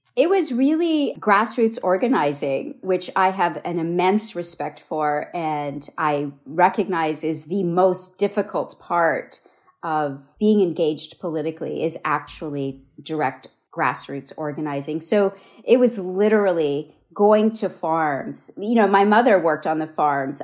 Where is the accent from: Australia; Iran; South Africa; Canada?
Canada; moved away as an adult; also born or lived in India; now in Hawaii, United States; I was only five when we moved to Canada